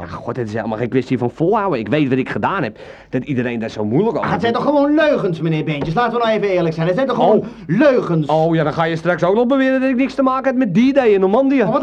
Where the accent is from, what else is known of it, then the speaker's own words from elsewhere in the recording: Germany; Dutch is a second language; now in Netherlands; als Duitser in Nederland, eh, waar ik toch alweer een tijdje woon, is dit natuurlijk een hele ja, bijzondere tijd.